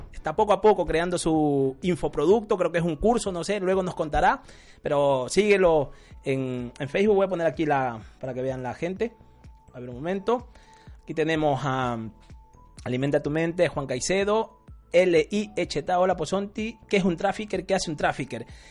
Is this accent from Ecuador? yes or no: yes; Ecuadorian coast, Ecuador; Yo soy de la costa